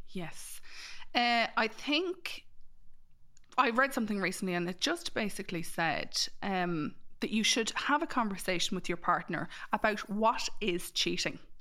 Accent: Mullingar, Leinster, Ireland; I'm from Mullingar

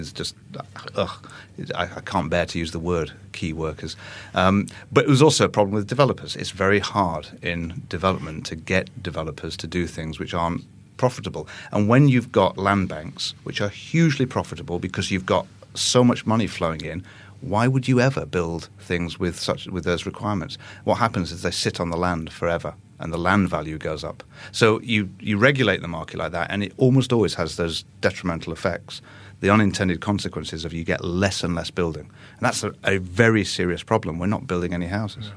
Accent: Manchester, North West England, United Kingdom; when I was growing up in Manchester

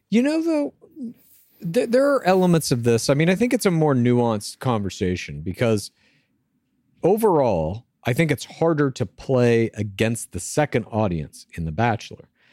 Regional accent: Los Angeles, California, United States; I would say my hometown is Los Angeles.

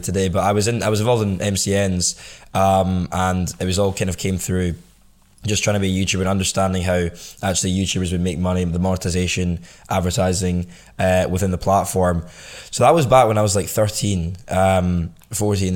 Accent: Scotland, United Kingdom; grew up in Scotland all, all my life

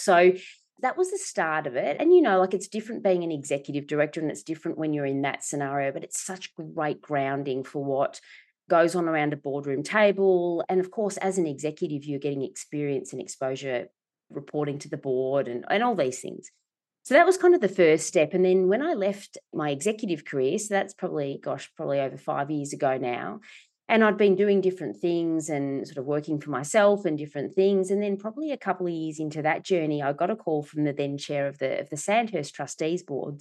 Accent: Melbourne, Victoria, Australia; I was born in Melbourne, so Melbourne girl, uh, in Preston.

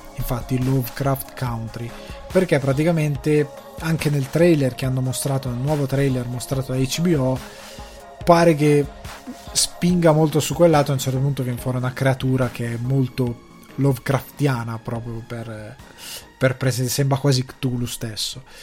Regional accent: Italy; now in Dublin, Ireland; il cinema di provincia come quello del mio paese che è gestito dalla parrocchia

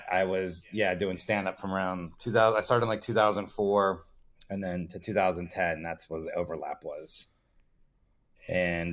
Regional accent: Miami, Florida, United States; I grew up in Miami, Florida

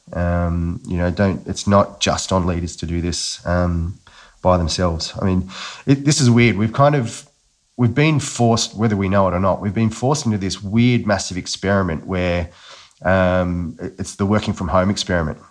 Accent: Newcastle, New South Wales, Australia; I grew up in Newcastle, uh, and quite an Aussie bloke, I would describe myself as

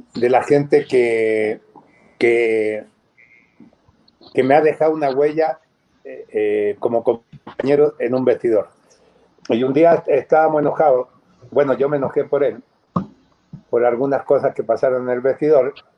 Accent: Chile; moved away as an adult; now in Mexico; siendo chileno, habiendo nacido ya naturalizado mexicano

